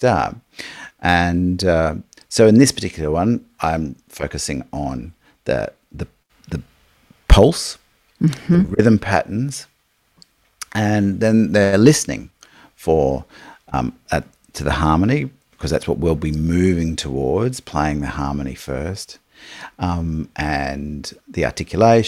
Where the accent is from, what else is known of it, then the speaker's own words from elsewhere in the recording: Australia; we are in Australia